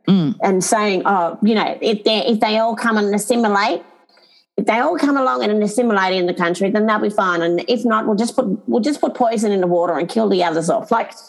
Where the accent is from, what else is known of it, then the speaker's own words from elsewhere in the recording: Sydney, New South Wales, Australia; I can sit there and say I've had extreme bias as well growing up in Sydney for 20 years myself in my 20s and I just got on and did life.